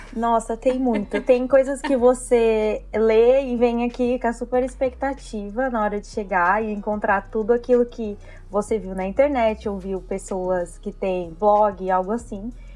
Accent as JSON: {"language": "Portuguese", "country": "Brazil", "moved": "as an adult", "lives_now": "Toronto, Canada", "said": "vim para o Canadá, primeira vez que eu saí do Brasil"}